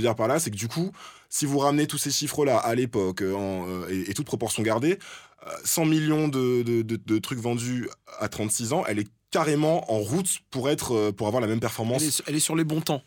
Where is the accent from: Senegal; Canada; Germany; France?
France; en tant que Français